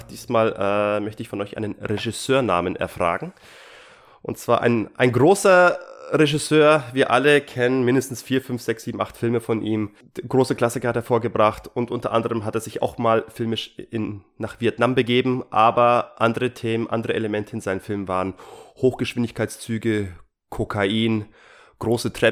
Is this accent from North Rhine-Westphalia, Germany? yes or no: no; Hesse, Germany; Hallo, ich komme aus Hessen.